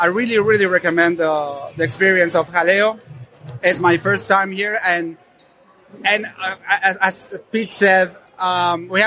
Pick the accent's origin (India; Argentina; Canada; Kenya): Argentina; I'm from Argentina, and that country is known for its meat.